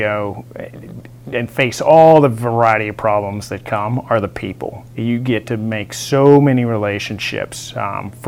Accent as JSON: {"language": "English", "region": "West Texas", "country": "United States", "tie": "born or raised there", "moved": "yes", "lives_now": "Fort Riley, United States", "said": "I grew up in West Texas."}